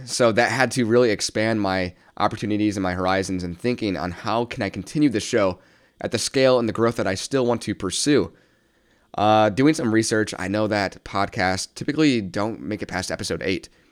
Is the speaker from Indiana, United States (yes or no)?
yes; South Bend, Indiana, United States; born and raised in South Bend, Indiana, still reside here currently